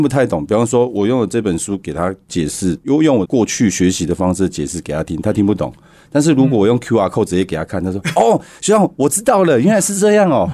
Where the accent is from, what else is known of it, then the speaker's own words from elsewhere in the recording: Hualien, Hualien County, Taiwan; moved away; 我花莲出生，然后在那边长大，在那边打球